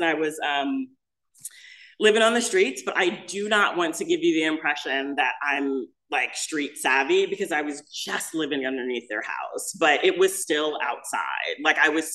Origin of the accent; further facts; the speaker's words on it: Los Angeles, California, United States; also born or lived in Midwest; I'm actually from the Midwest, but I moved to Los Angeles when I was a little kid. So we're in Los Angeles and we're living in Hollywood